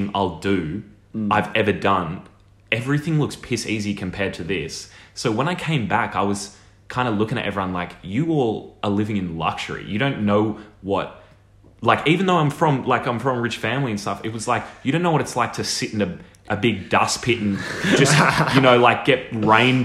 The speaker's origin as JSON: {"language": "English", "town": "Sydney", "region": "New South Wales", "country": "Australia", "said": "I was from Bronte."}